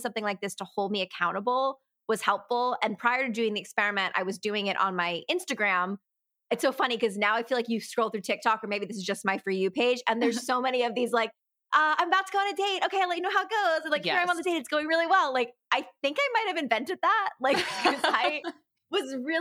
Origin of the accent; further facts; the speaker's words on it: Connecticut, United States; moved away as an adult; also born or lived in New York City; now in Los Angeles, United States; I'm from Connecticut, so we're close to New York City